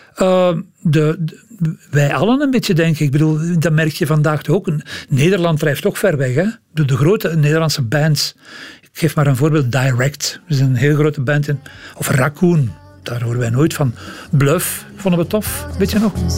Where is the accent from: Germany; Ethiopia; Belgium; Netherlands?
Belgium; Leuven, Flanders; Ik kom uit Leuven